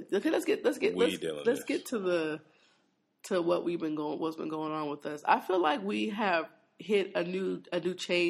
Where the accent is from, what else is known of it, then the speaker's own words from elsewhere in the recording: Washington, United States; moved away; prayers to my home state. I mean, that's where I'm from.